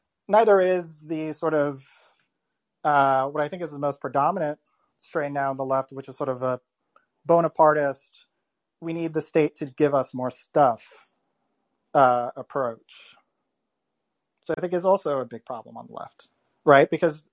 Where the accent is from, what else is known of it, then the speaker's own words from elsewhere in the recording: Florida, United States; I grew up in Florida